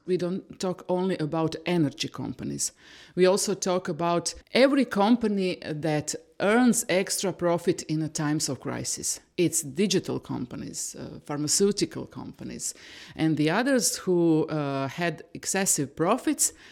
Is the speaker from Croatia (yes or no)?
yes; Croatia; I come from Croatia, which was in a war 30 years ago. And after the war, we went to a transition period